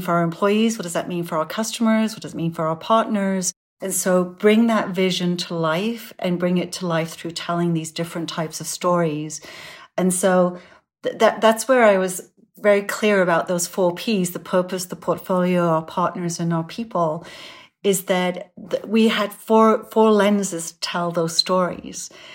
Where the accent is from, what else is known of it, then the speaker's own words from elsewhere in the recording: Sunderland, North East England, United Kingdom; moved away; Sunderland's my hometown. Um, it's, it's where I grew up